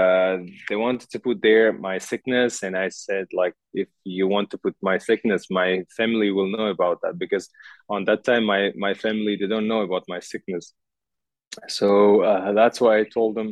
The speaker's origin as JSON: {"language": "English", "region": "Tashkent", "country": "Uzbekistan", "second_language": "English", "moved": "as an adult", "lives_now": "Dubai, United Arab Emirates", "said": "I'm from Uzbekistan. I'm from capital, Tashkent"}